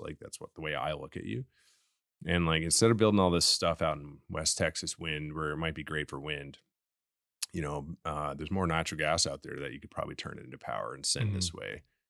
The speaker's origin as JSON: {"language": "English", "country": "Canada", "said": "I'm Canadian."}